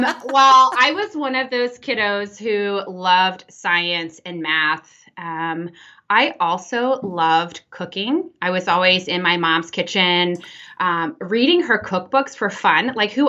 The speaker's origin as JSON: {"language": "English", "region": "Texas", "country": "United States", "moved": "yes", "lives_now": "Oklahoma, United States", "said": "I'm from Texas originally"}